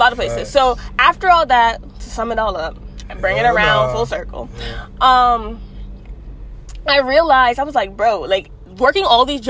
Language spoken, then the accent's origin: English; New York City, New York, United States; I'm from Bronx, New York.